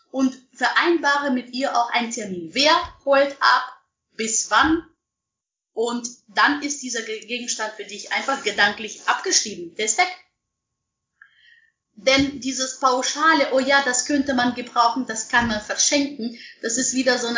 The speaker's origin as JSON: {"language": "German", "town": "Munich", "region": "Bavaria", "country": "Germany", "said": "ich meine, ich komme aus München"}